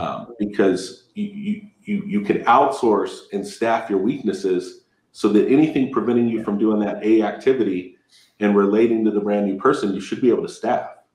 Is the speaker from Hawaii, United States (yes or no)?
no; Southern California, United States; also born or lived in Victorville, California; I'm from Southern California. I, I live in Victorville.